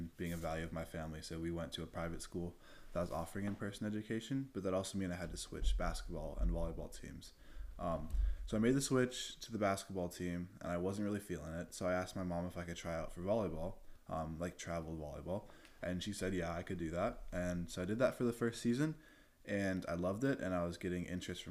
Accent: Virginia Beach, Virginia, United States; I'm 17, I'm from Virginia Beach

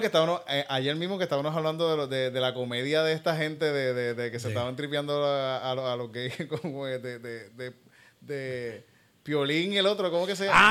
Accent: Puerto Rico; me siento menos puertorriqueño

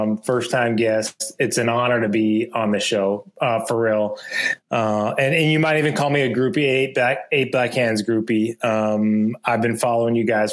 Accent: Minneapolis, Minnesota, United States; also born or lived in Twin City suburbs; I was born and raised in South Minneapolis. I'm a city kid

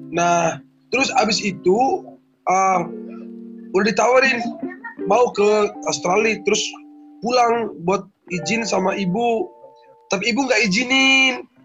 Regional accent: Bajawa, East Nusa Tenggara, Indonesia; dari NTT aslinya NTT Flores Pulau Flores Flores waduh iya Pulau Flores Pulau Flores uh, lebih tepatnya Bajawa Kabupaten Ngada

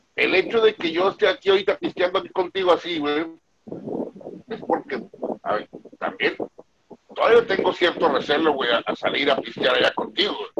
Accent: Mexico; somos mexicanos

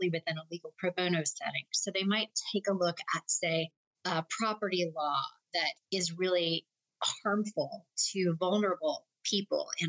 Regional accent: New Orleans, Louisiana, United States; moved away as an adult; also born or lived in Washington, D.C.; I grew up in New Orleans.

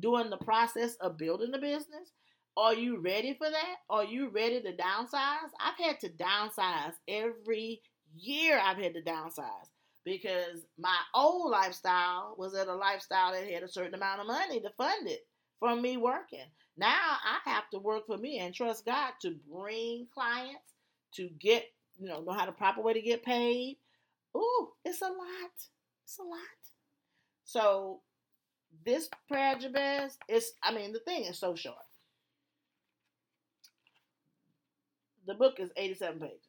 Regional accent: Alexandria, Louisiana, United States; moved away; I'm from Louisiana, Alexandria. And so I'm country.

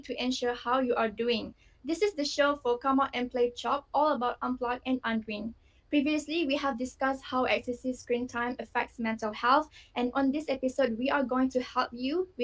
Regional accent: Klang, Selangor, Malaysia; I'm from Klang

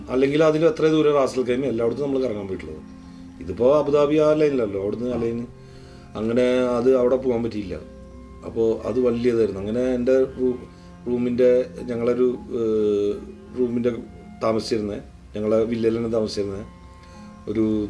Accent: Thrissur, Kerala, India; ഞാൻ ജനിച്ച സ്ഥലം

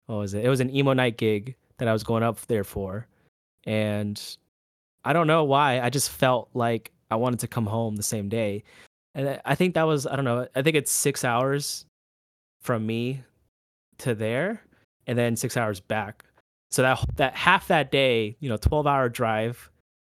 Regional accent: Orlando, Florida, United States; So I I am from Orlando, but I make the drive to Tampa, like, every week just to shoot a band here and there.

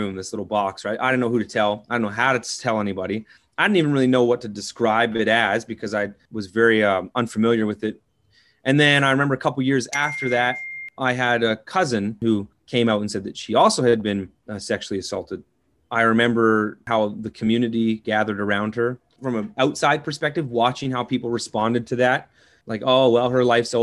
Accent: Southern Ontario, Canada; So I grew up in Southern Ontario, farming, agriculture community.

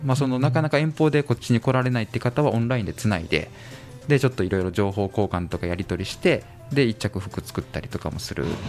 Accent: Kyoto, Japan; 僕の地元は京都

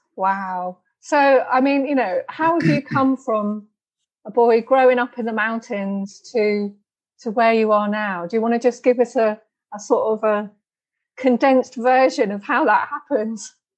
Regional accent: United Kingdom; I'm British

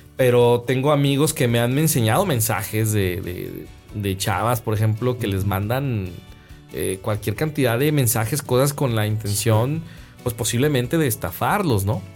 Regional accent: Guadalajara, Jalisco, Mexico; now in Monterrey, Mexico; yo soy de Guadalajara, Guadalajara es un valle

